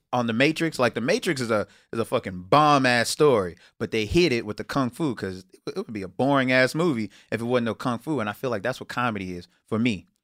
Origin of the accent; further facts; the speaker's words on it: Houston, Texas, United States; moved away; I'm from Houston